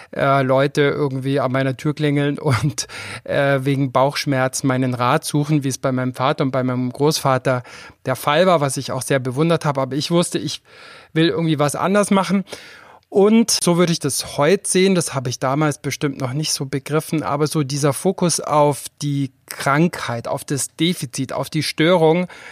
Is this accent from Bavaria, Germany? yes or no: yes; Füssen, Bavaria, Germany; Ich komme aus Füssen, ich komme aus einer Arztfamilie. Und wenn man in so einer Kleinstadt aufwächst